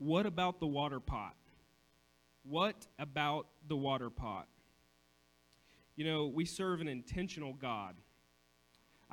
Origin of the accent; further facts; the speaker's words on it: Coshocton, Ohio, United States; also born or lived in Cambridge, Ohio; I lived in Coshocton. I was born in Coshocton.